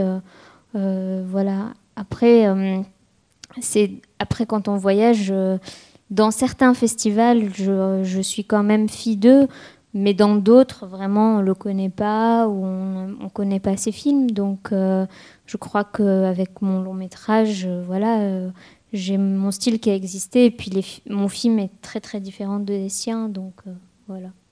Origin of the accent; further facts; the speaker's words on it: Tunis, Tunis Governorate, Tunisia; moved away as an adult; also born or lived in France; j'ai quitté Tunis